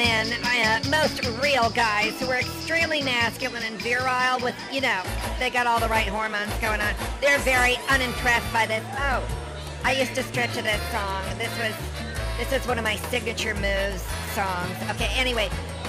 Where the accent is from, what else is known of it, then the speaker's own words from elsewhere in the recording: Las Vegas, Nevada, United States; My hometown.